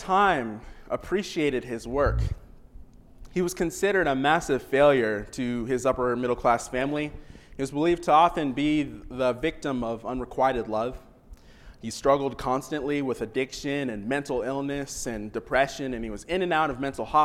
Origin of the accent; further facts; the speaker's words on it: Washington, United States; now in Oklahoma, United States; I grew up in Washington